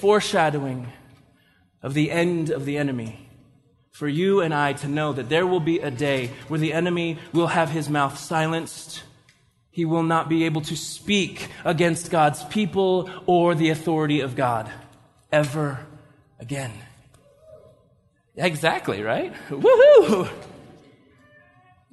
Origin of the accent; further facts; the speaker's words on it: United States; we're Western Christians, we're American Christians